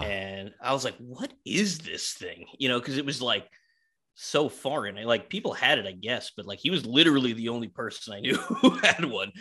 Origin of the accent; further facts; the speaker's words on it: New York, United States; I grew up in New York, in Queens